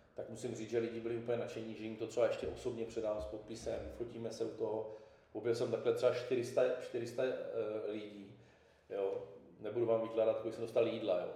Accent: Brno, South Moravian Region, Czechia; z paneláku jsem vyrůstal v Židednicích

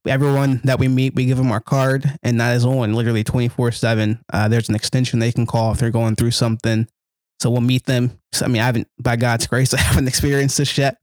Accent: Gloucester, Virginia, United States; I grew up in Gloucester, Virginia, another small place

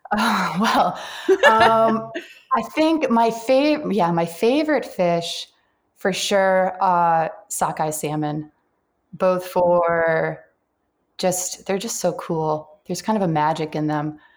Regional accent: Central Massachusetts, United States; also born or lived in Dartmouth, Massachusetts / Alaska; I am a New Englander. I grew up in Massachusetts, Central Mass

